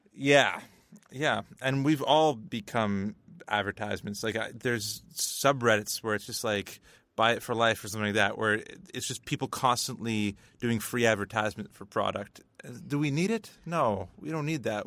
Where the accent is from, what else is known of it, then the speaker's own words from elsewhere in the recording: Northern Ontario, Canada; we, we grew up in the Northern Ontario education system